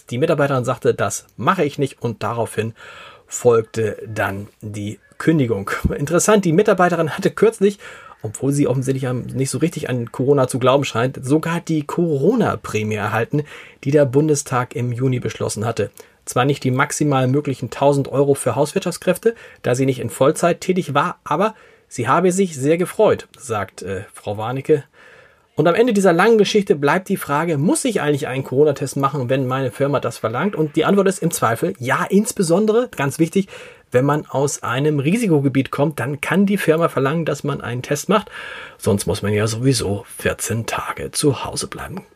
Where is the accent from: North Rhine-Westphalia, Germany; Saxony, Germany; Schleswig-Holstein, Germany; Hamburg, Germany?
Hamburg, Germany; Und was Homeoffice betrifft, da sind wir Hamburger fast bundesweit Spitze.